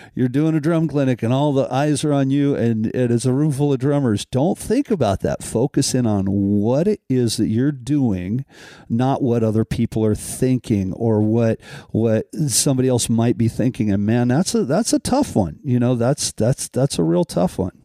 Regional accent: Colorado, United States; growing up in Colorado

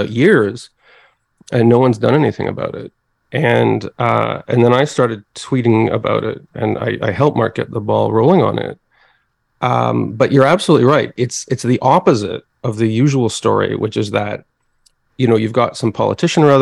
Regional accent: Montreal, Quebec, Canada; moved away; I'm from Montreal originally

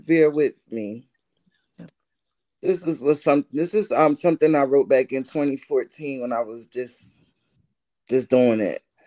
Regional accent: Elizabeth, New Jersey, United States; I'm from Elizabeth, New Jersey.

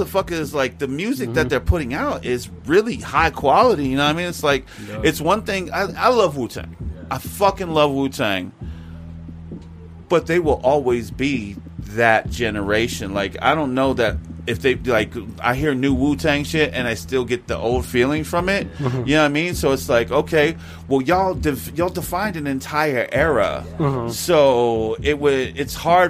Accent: Tucson, Arizona, United States; I was born on Davis Monthan Air Force Base

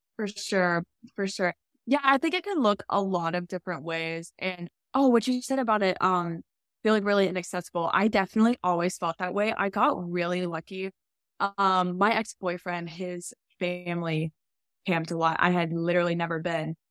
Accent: Arkansas, United States; I grew up in Arkansas

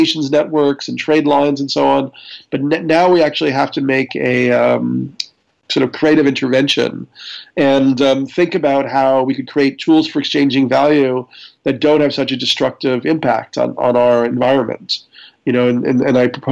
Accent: New York, United States; I'm a New Yorker

